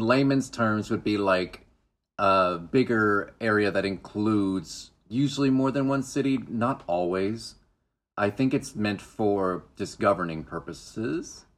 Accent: Duncan, Oklahoma, United States; moved away; Duncan, where I grew up

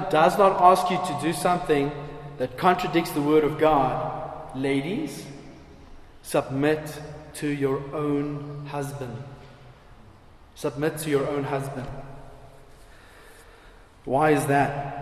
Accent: South Africa; I'm just as South African as anyone else

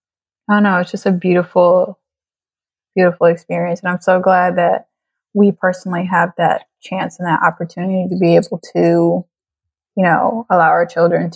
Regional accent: Trinidad & Tobago; And I am bringing people to my home country and allowing them to experience Trinidad and Tobago

